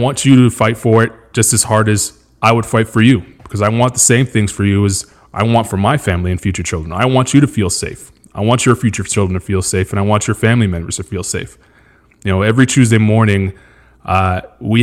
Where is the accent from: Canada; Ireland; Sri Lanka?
Canada; Montreal, Quebec; moved away as an adult; also born or lived in Australia; now in United States; I grew up with in Montreal, Quebec, Canada, in a place called NDG